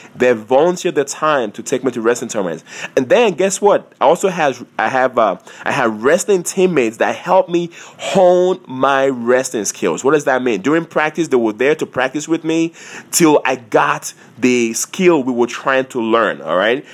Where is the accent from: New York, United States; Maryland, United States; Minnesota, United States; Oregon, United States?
Maryland, United States; Montgomery County; I am from Montgomery, Montgomery, County, Maryland